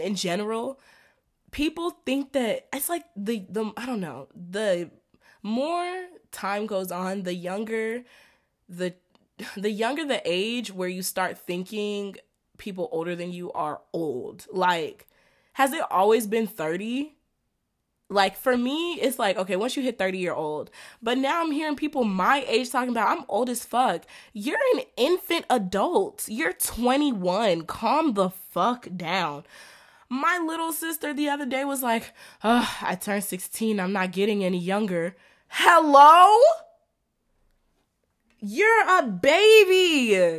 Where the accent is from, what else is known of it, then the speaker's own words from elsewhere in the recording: Atlanta, Georgia, United States; y'all know I'm from Atlanta. I live in Atlanta